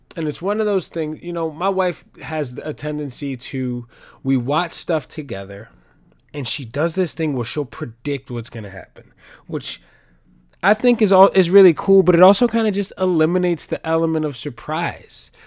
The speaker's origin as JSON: {"language": "English", "region": "New York", "country": "United States", "said": "I'm a New Yorker"}